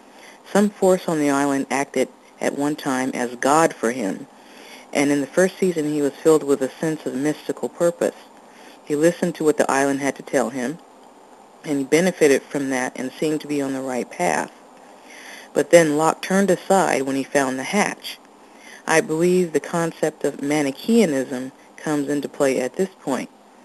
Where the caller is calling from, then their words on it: Portland, Oregon, United States; I'm calling from Portland, Oregon.